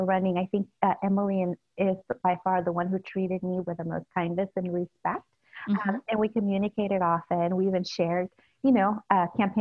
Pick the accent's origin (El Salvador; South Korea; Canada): El Salvador; now in San Francisco, United States; I grew up in El Salvador during the Civil War.